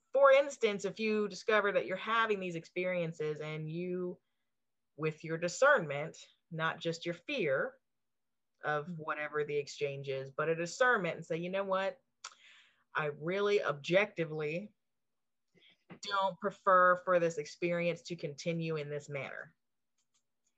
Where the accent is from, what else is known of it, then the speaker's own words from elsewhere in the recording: the South, United States; I grew up in the South, so a lot of it's here